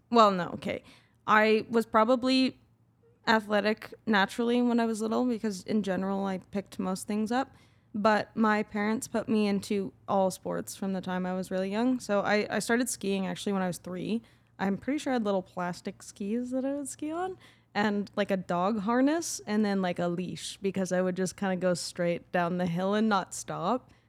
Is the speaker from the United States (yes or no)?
no; Calgary, Alberta, Canada; In Calgary.